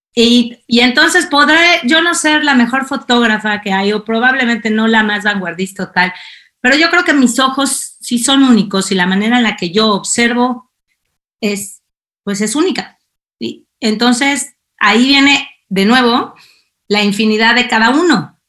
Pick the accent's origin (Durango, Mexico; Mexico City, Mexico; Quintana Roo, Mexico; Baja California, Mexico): Mexico City, Mexico; moved away as an adult; also born or lived in Algiers, Algeria; now in Spain; yo soy la mexicana chilanga aquí